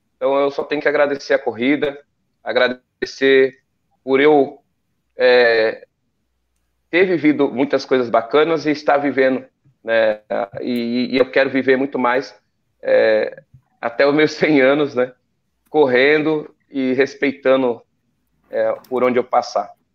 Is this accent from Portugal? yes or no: no; São Bernardo do Campo, São Paulo, Brazil; Eu, moro, eu, moro, em São Bernardo do Campo, nasci lá em São Bernardo do Campo.